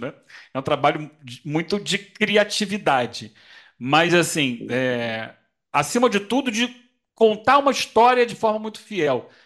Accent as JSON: {"language": "Portuguese", "region": "Rio de Janeiro", "country": "Brazil", "moved": "as an adult", "lives_now": "São Paulo, Brazil", "said": "esse ano eu estou morando aqui em São Paulo, sou carioca, mas estou morando em São Paulo"}